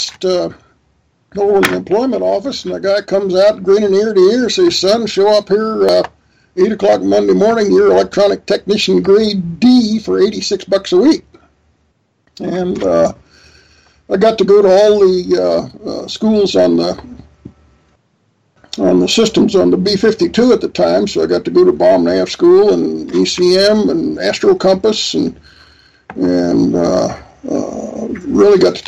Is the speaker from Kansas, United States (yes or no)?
yes; Wichita, Kansas, United States; I grew up in Wichita.